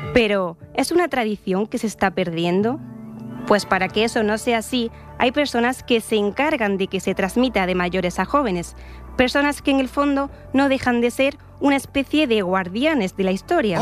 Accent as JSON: {"language": "Spanish", "town": "Córdoba", "region": "Andalusia", "country": "Spain", "tie": "born or raised there", "moved": "yes", "said": "Yo vivía de pequeña en una plaza en Córdoba frente a una iglesia"}